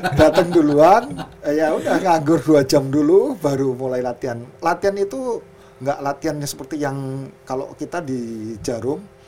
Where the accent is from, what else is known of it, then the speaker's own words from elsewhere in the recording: Kudus, Central Java, Indonesia; kita dari Kudus